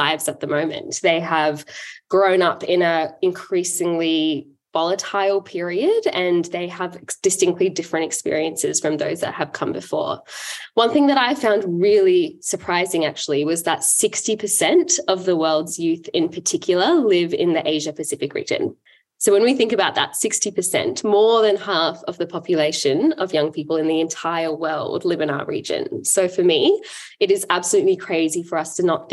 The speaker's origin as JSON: {"language": "English", "town": "Adelaide", "region": "South Australia", "country": "Australia", "tie": "born or raised there", "said": "I grew up in Adelaide, and I come from a Sri Lankan family"}